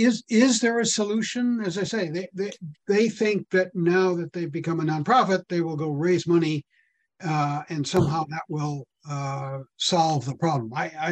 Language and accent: English; Connecticut, United States; I grew up in Northwestern Connecticut. I was just back there last week, and there's a local newspaper, the Lakeville Journal